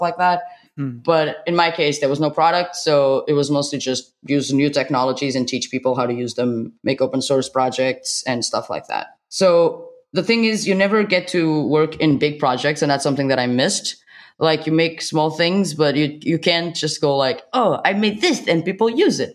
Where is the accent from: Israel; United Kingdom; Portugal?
Portugal; I'm from Portugal.